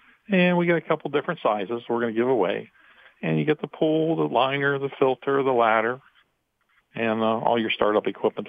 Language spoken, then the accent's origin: English; Pittsburgh, Pennsylvania, United States; I'm from Pittsburgh.